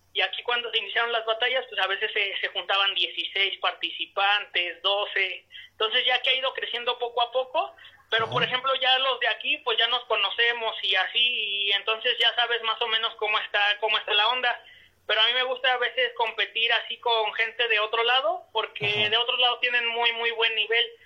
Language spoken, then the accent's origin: Spanish; Toluca, State of Mexico, Mexico; yo soy del estado de México este de la ciudad de Toluca